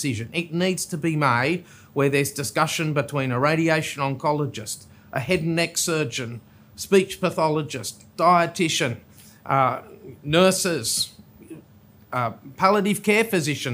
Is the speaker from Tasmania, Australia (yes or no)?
yes; Tasmania, Australia; also born or lived in South Australia; now in Sydney, Australia; I hail from Tasmania